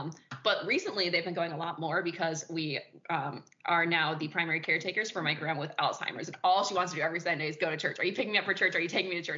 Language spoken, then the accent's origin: English; Chicago, Illinois, United States; accent: Chicago; moved away as an adult; now in Louisville, United States; I was born and raised in Chicago.